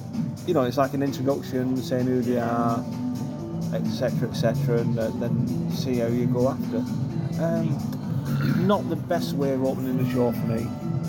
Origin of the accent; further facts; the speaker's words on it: Rochdale, North West England, United Kingdom; we're from Rochdale